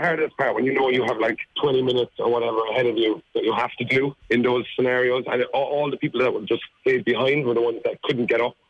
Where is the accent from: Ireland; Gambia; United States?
Ireland; I'm from Ireland